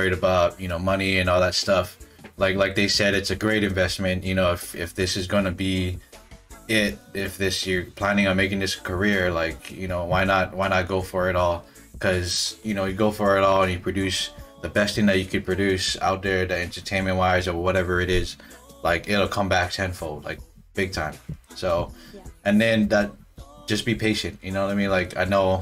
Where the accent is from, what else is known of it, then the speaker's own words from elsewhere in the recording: Hawaii, United States; we're all from Hawaii